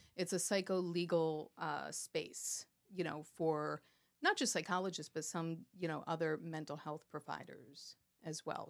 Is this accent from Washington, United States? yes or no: no; New York, United States; also born or lived in Miami, Florida; now in Pennsylvania, United States; I was born and raised in in New York, uh, okay. outside of this probably about 45 minutes outside of the city